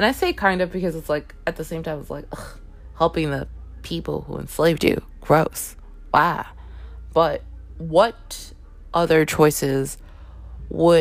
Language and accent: English; Toronto, Ontario, Canada; I grew up in Canada. I grew up in Toronto